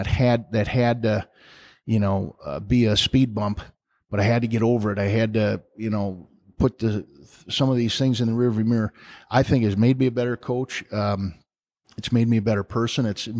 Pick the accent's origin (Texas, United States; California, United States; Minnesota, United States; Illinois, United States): Minnesota, United States; St. Paul; now in Wisconsin, United States; I always say I'm from the East Side of St. Paul, which is a city in the state of Minnesota, but I'm always a Badger, man, and I love Wisconsin